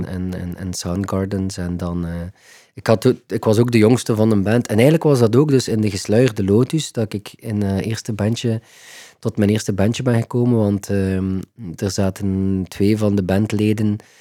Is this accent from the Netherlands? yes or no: no; Ghent, Flanders, Belgium; Ik ben opgegroeid in Gentbrugge